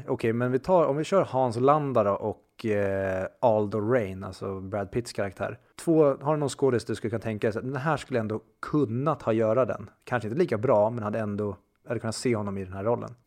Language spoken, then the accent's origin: Swedish; Sweden; vi som konflikträdda svenskar